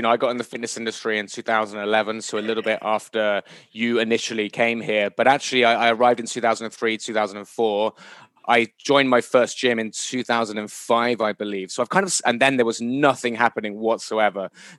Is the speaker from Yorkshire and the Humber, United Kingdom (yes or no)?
no; Bristol, South West England, United Kingdom; moved away as an adult; now in Bangkok, Thailand; I'm from Bristol in the UK. That's where I was born and raised. I came to Bangkok first of all in 2003.